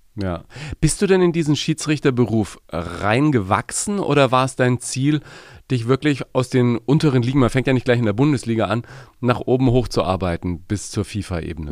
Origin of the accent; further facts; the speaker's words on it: Nuremberg, Bavaria, Germany; Ich als Nürnberger